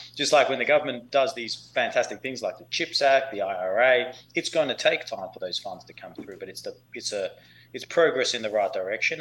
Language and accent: English; Perth, Western Australia, Australia; moved away as an adult; now in United States; I grew up in Perth, Western Australia